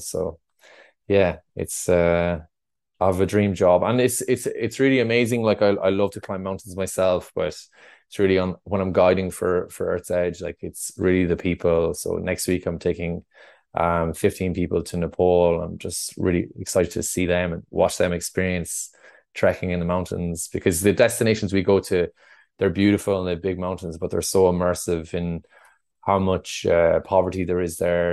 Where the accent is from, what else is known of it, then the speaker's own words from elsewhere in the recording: Roscrea, Munster, Ireland; I grew up in Ross Gray in North Tipperary.